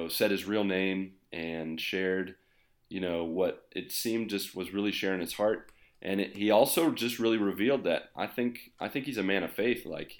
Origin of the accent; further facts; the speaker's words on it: West Virginia, United States; now in Brazil; Just because I live in Brazil? Are you judging me for not living in the United States? I'm from West Virginia.